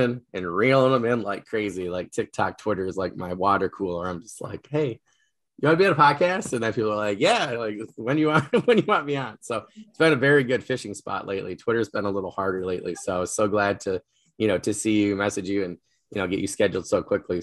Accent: New York, United States; I'm a New Yorker, I'm American

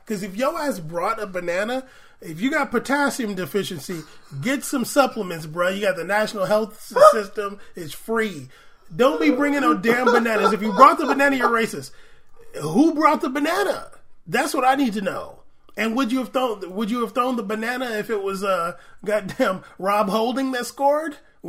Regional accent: Tottenham, London, United Kingdom; I grew up in Tottenham, where 70% of the people are black.

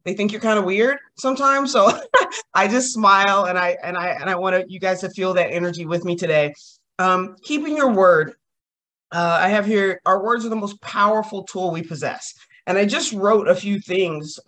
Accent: Kentucky, United States; I'm from Kentucky

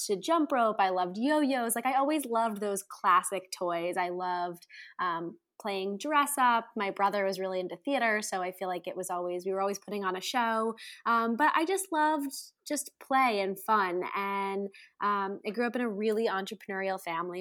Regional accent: Andover, Massachusetts, United States; grew up in Andover, Massachusetts, right outside of Boston

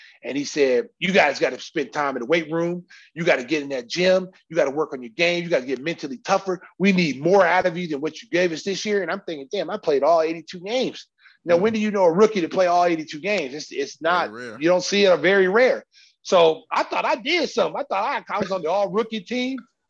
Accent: Oklahoma, United States; You know, I came from Oklahoma. I was the man.

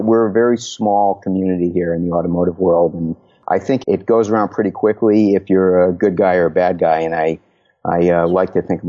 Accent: Connecticut, United States; moved away as an adult; also born or lived in Southern California; Took me all the way out to Southern California and then back to my home state of Connecticut, where I've been for quite a while.

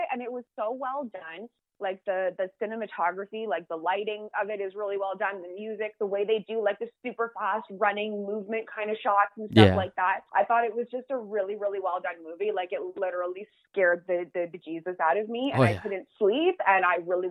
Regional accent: Canada; we're Canadian

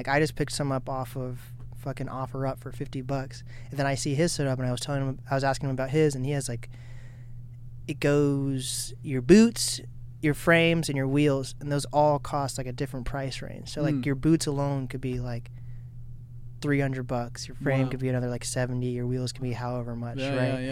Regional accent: Mercer Island, Washington, United States; also born or lived in Kirkland, Washington; now in Snohomish, United States; I grew up like my entire life on the island almost

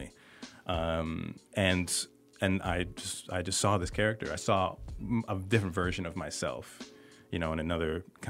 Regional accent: a small town in Massachusetts, United States; also born or lived in New York / Brooklyn, New York; They moved us to Massachusetts in a small town when I was still a baby

